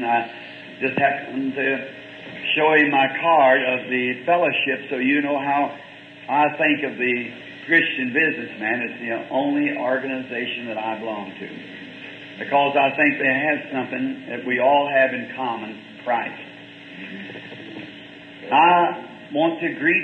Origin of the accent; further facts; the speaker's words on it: the South, United States; I'm a Southerner